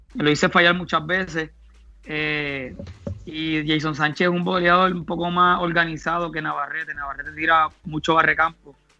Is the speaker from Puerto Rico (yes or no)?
yes; Barranquitas, Puerto Rico; born or raised there